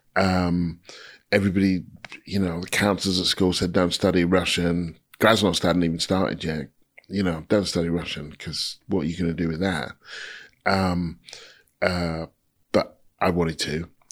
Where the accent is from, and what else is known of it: United Kingdom